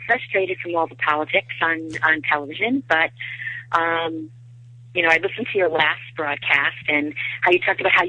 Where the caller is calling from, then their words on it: Attleboro, Massachusetts, United States; I'm calling from Attleboro, Massachusetts.